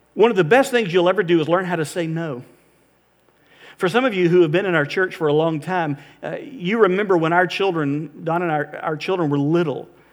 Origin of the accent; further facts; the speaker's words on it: Florida, United States; we're from Florida. We're not used to having to think about ice